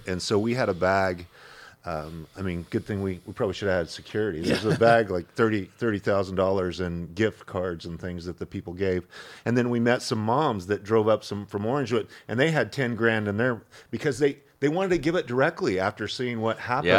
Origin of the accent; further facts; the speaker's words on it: Idaho, United States; moved away; I'm from Idaho